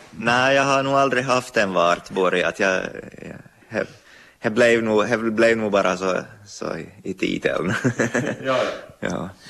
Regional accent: Pedersöre, Ostrobothnia, Finland; moved away as an adult; also born or lived in Turku; now in Vörå, Finland; jag är från, från Pedersöre, Pormoheima. och jag, hörs väl på språket

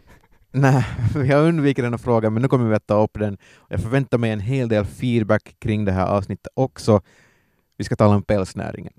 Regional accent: Ostrobothnia, Finland; also born or lived in Vaasa; som österbottningar

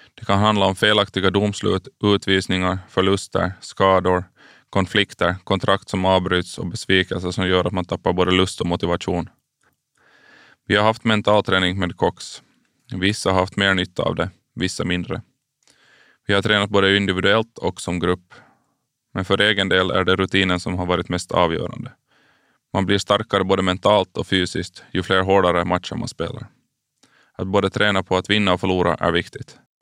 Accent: Karis, Uusimaa, Finland; jag är uppvuxen i Karislaget BK46

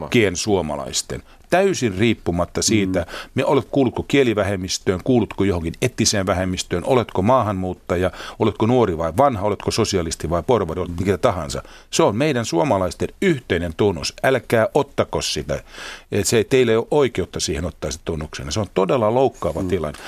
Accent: Finland

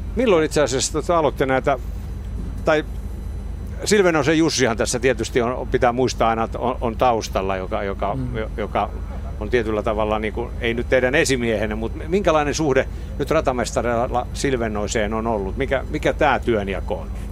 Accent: Kymenlaakso, Finland; Me ollaan molemmat Kymenlaaksosta kotoisin

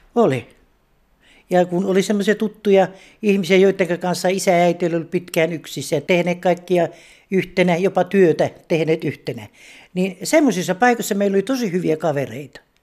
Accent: Alajärvi, South Ostrobothnia, Finland; moved away as an adult; now in Pori, Finland; Mä olen kotoisin Alajärveltä. Muuttanut tänne kaksituhatta.

